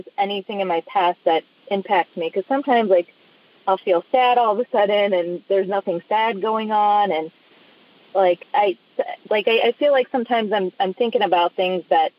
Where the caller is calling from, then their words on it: Chicago, Illinois, United States; I'm calling from the Chicago area.